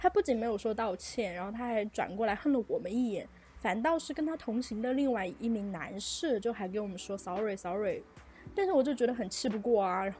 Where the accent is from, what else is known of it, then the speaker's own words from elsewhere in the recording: China; 你在中国你要遵守我们中国人的规矩，OK？